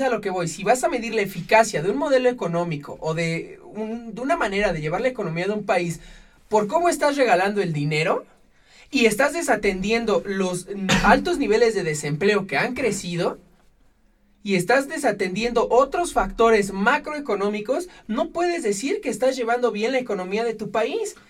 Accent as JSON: {"language": "Spanish", "country": "Mexico", "said": "nosotros como mexicanos"}